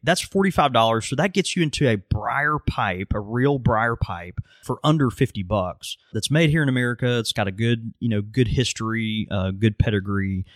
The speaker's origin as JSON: {"language": "English", "region": "Mississippi", "country": "United States", "said": "I am from Mississippi"}